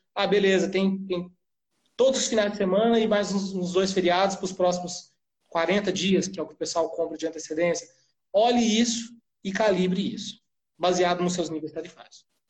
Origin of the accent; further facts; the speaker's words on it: Florianópolis, Santa Catarina, Brazil; A gente é de Florianópolis